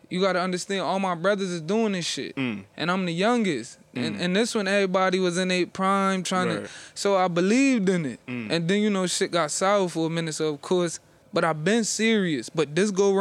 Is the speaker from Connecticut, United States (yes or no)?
yes; Hartford, Connecticut, United States; I grew up on Blue Hills, like we just like it's like a little corner side of Hartford